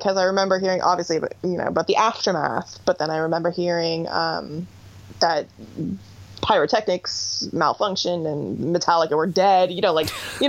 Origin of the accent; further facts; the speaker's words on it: Niagara Falls, Ontario, Canada; I grew up in Niagara Falls, which is, like, 2 hours from Toronto. Like, it's, like, the biggest city to us